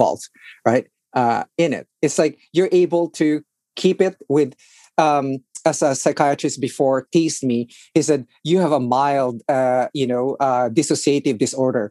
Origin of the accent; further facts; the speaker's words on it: Philippines; now in Washington, D.C., United States; I grew up in the Philippines